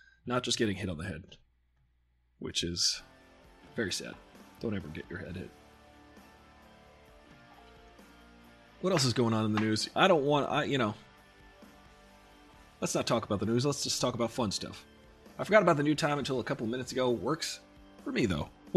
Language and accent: English; New York, United States; Because we weren't born there. We're from New York.